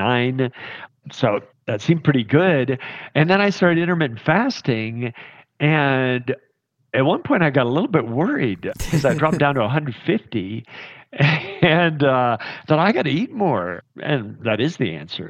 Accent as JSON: {"language": "English", "region": "southeastern Kentucky", "country": "United States", "tie": "born or raised there", "moved": "yes", "lives_now": "Park City, United States", "said": "I come from deep in the hills of southeastern Kentucky"}